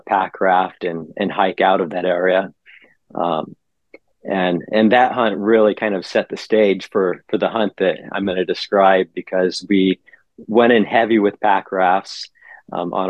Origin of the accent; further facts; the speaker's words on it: Southeast Alaska, United States; I was born and raised here in Southeast Alaska is where I grew up